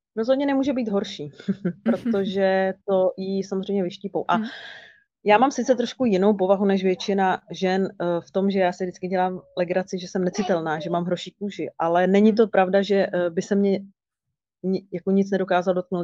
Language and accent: Czech; Kralupy nad Vltavou, Central Bohemian Region, Czechia; Kralupy, mé rodné město